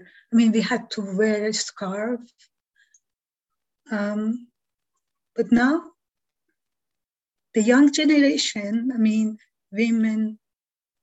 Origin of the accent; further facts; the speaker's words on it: Tehran, Tehran Province, Iran; moved away; I was born in Iran, in Tehran. I grew up in eastern part of Tehran